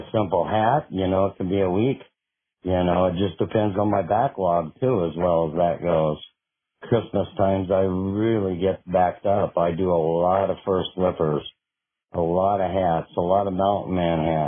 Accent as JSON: {"language": "English", "region": "Minnesota", "country": "United States", "moved": "as an adult", "lives_now": "Kila, United States", "said": "I pretty much lived in Minnesota for about 30-some years"}